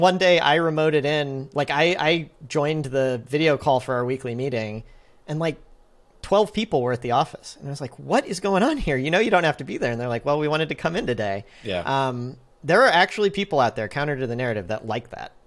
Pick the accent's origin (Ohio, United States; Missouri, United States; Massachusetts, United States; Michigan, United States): Missouri, United States; St. Louis; also born or lived in San Francisco; I am from St. Louis, but I was not planning on moving back